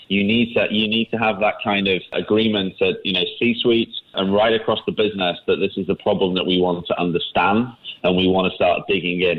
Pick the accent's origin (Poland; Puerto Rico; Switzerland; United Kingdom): United Kingdom; England; moved away as an adult; now in Singapore; I've lived here for 15 years now. Uh, you can probably hear from I'm from England